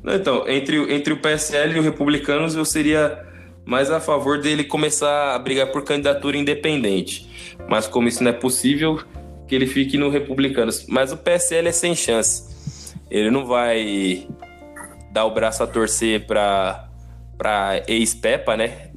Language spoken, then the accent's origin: Portuguese; Itapevi, São Paulo, Brazil; lá na, na quebrada, lá em Itapevi, onde eu nasci